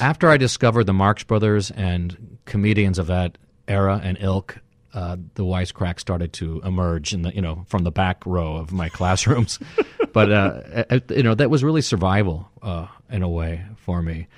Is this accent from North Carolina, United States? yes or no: no; Sierra Madre, California, United States; I grew up in Cerro Madre, California, which is, you know, tiny town in San Gabriel Valley, in the Pasadena area.